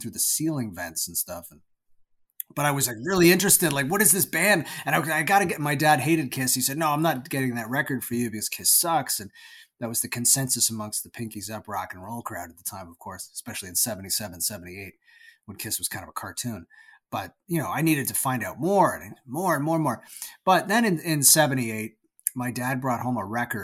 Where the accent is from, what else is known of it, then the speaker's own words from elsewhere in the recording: Toronto, Ontario, Canada; I was born in Toronto, Canada, and I lived most of my life there until I moved just outside of Toronto, but I've always pretty much lived within that area, what they call the GTA, the Greater Toronto Area.